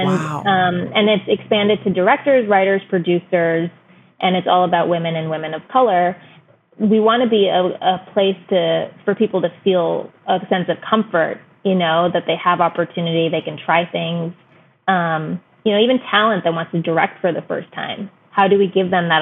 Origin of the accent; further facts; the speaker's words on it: United States; my parents came from India in 1969. I was born and raised here, but I've spent every year of my life in India for 3 to 4 months. And, but at the same way, like we were raised in America